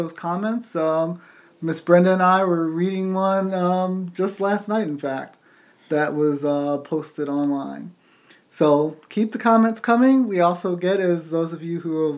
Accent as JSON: {"language": "English", "country": "United States", "said": "we're American, so, you know, we do our own thing with English sometimes"}